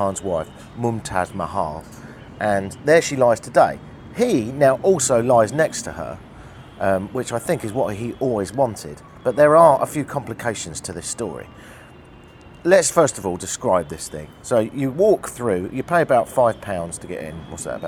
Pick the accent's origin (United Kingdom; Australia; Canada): United Kingdom; as a Brit